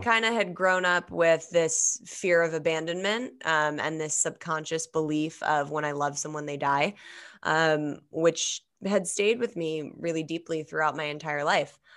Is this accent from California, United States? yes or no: yes; Los Angeles, California, United States; I grew up in Los Angeles